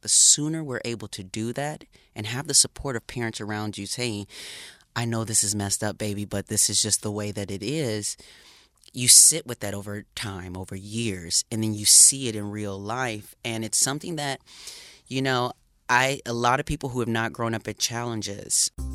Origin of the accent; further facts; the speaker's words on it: Racine, Wisconsin, United States; I grew up in a small town in Wisconsin, Racine, Wisconsin